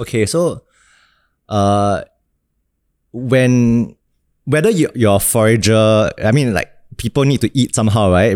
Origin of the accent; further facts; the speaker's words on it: Singapore; also born or lived in Australia / Ireland; as a Singaporean